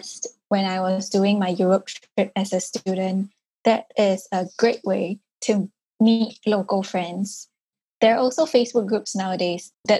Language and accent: English; Singapore; I grew up in Singapore, which is an urban city